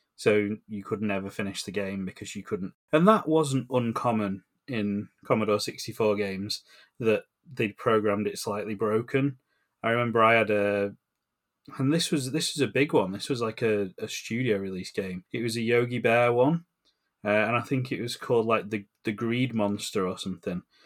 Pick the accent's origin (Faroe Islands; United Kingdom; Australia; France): United Kingdom; England; we grew up in England